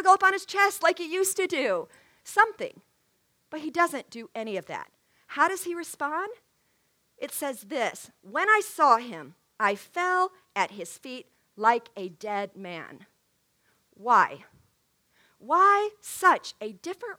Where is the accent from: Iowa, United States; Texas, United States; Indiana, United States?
Texas, United States; now in St. Charles, United States; I grew up living in Texas in Tornado Alley